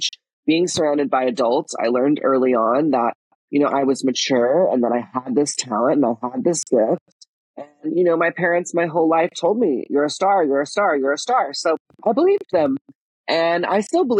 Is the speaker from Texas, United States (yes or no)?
yes; Texas, United States; I grew up in Texas